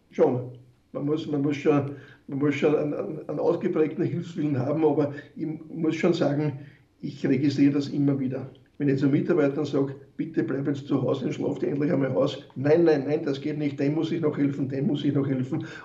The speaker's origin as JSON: {"language": "German", "town": "Wiener Neustadt", "region": "Lower Austria", "country": "Austria", "tie": "born or raised there", "said": "mein neuestes Projekt ist jetzt in Wiener Neustadt, wo ich herkomme, meine Heimatstadt oder Bezirksstadt"}